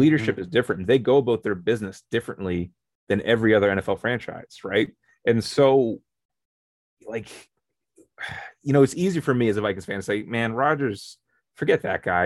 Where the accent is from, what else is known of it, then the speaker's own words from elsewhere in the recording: Canada; We're from Canada